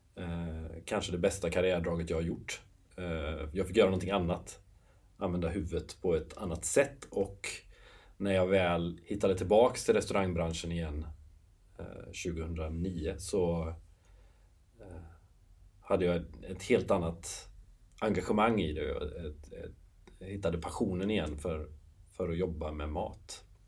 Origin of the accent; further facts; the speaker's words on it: Nossebro, Västra Götaland, Sweden; moved away as an adult; also born or lived in London / Ireland; now in Gothenburg, Sweden; jag är uppväxt i Nossebro, 8 mil ifrån Göteborg